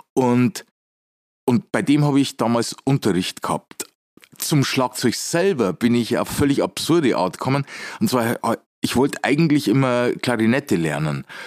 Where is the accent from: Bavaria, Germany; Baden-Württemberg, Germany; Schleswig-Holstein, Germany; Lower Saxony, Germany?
Bavaria, Germany; Weiden; moved away as an adult; also born or lived in New York / Munich; now in Regensburg, Germany; ursprünglich komme ich aus Weiden in der Oberpfalz